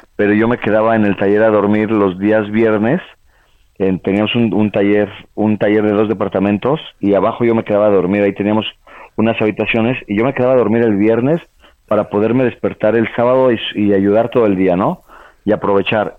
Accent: Toluca, State of Mexico, Mexico; moved away as an adult; also born or lived in Puebla, Mexico / France; me fui de Toluca a vivir a Puebla

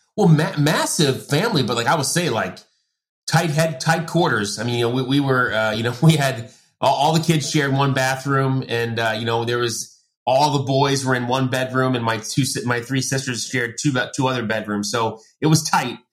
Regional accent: Long Island, New York, United States; I grew up in Long Island

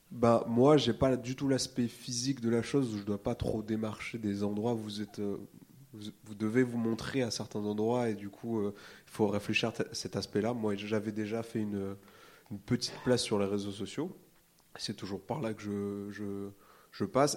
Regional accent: Réunion; now in Paris, France; je viens de la Réunion

